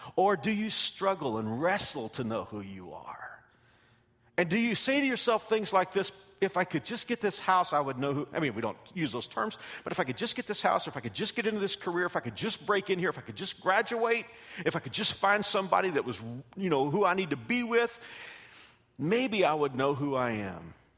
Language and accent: English; Texas, United States; I came from Texas